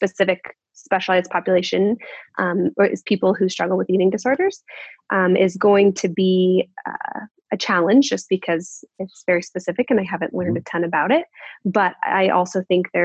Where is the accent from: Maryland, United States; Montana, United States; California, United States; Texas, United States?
Montana, United States; Bozeman; moved away as an adult; now in Spokane, United States; I grew up in Bozeman, Montana